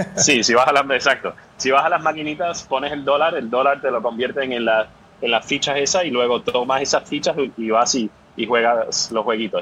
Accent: Puerto Rico; also born or lived in New York / Boston / London / Sweden; now in San Francisco, United States; yo soy originalmente de Puerto Rico y ahora estoy viviendo en San Francisco, pero llegué aquí a través de Nueva York, Boston, Londres y Suecia

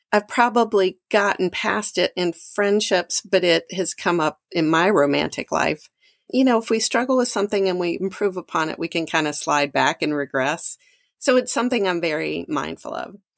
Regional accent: Mississippi, United States; moved away; I'm from Mississippi

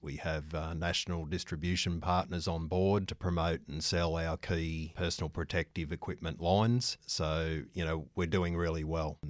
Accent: Newcastle, New South Wales, Australia; also born or lived in Melbourne; I'm a Novocastrian, so born and bred in Newcastle

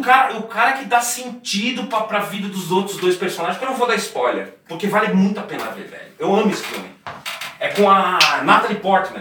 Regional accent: Brazil; eu sou brasileiro

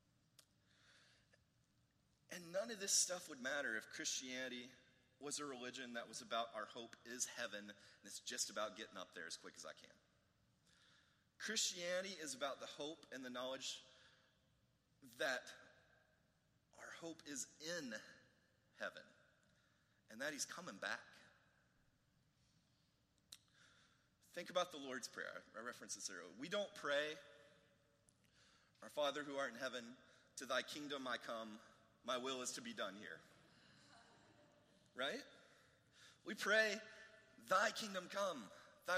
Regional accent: United States; he could have identified me as an American

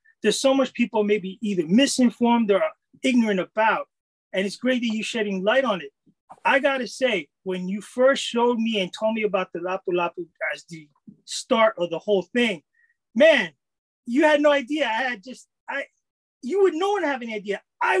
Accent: United States; Being Filipino-American myself

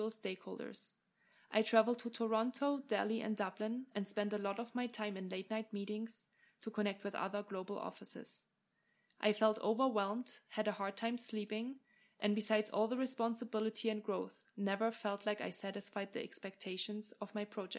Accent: Germany; moved away as an adult; also born or lived in England / France / Australia / Ireland; now in Lake Tahoe, United States; I hail from Germany and have studied, worked, and lived in many different countries over the past 10 years

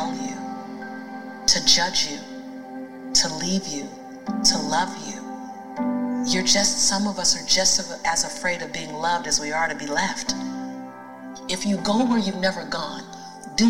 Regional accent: Los Angeles, California, United States; as a black woman, well, as born and raised in South Central

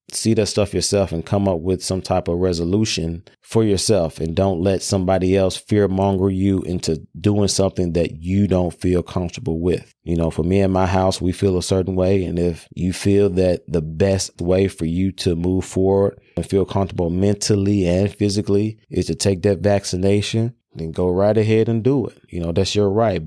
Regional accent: Memphis, Tennessee, United States; I'm from Memphis

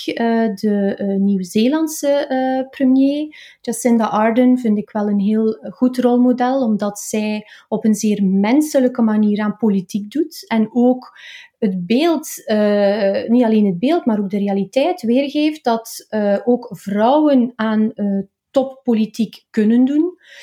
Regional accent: Oudenaarde, Flanders, Belgium; also born or lived in Maarkedal; ik kom uit Oudenaarde, dat is eh, de Vlaamse Ardennen. Ik ben er ook opgegroeid in de streek, hè, in, in Markedal.

